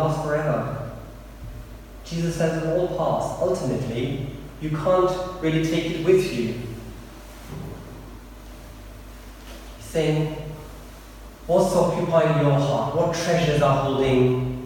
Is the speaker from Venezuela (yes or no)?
no; India; also born or lived in Eastbourne; now in United Kingdom; when I was growing up in India, in this village, it was probably at least maybe 15 or 16 before we had mains power electricity